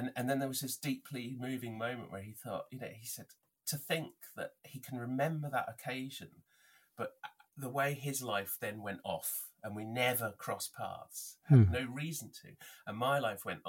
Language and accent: English; Northampton, East Midlands, United Kingdom; my hometown